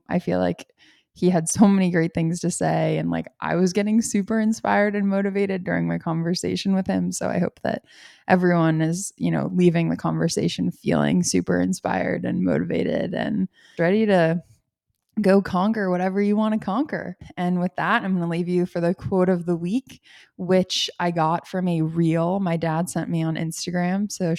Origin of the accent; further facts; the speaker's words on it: Massachusetts, United States; because I grew up outside of Boston and sometimes I love upstate New York, but our seafood scene is not really it.